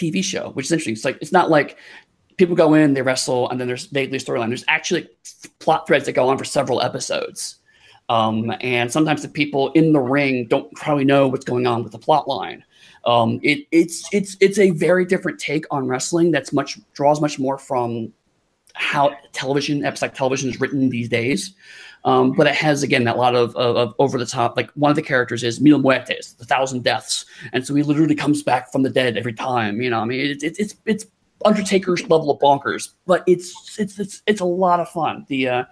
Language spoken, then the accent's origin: English; Ohio, United States; moved away as an adult; also born or lived in Dublin, Ireland; now in Atlanta, United States; I grew up in Ohio